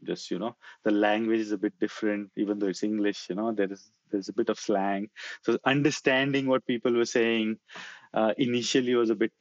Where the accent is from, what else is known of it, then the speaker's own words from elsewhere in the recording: India; moved away as an adult; now in Australia; I was in that part of the world for a long, long time